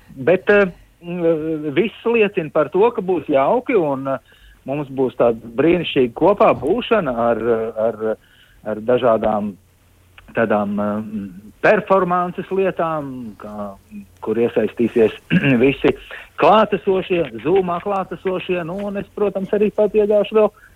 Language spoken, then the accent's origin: Latvian; Riga, Latvia; es esmu dzimis un audzis Rīdznieks